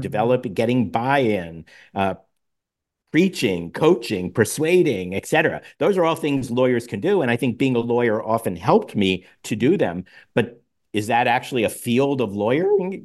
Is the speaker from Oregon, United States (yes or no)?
no; Pittsburgh, Pennsylvania, United States; also born or lived in New York; my parents later, uh, moved us to Pittsburgh